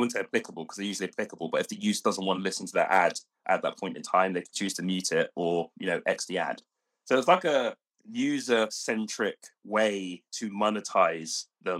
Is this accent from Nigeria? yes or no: no; London, United Kingdom; I grew up in London